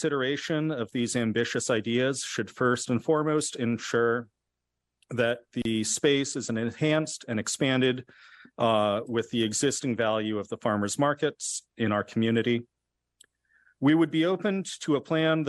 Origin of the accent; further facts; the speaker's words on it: Berkeley, California, United States; I was born and raised in Berkeley. I grew up playing in the creeks.